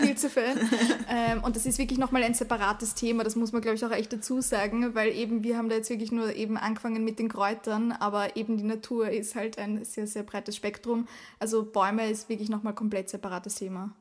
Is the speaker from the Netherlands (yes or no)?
no; Austria; bei uns in Österreich